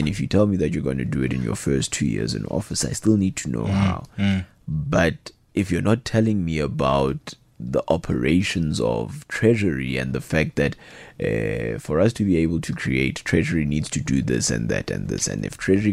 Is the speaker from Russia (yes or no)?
no; South Africa; as a South African citizenry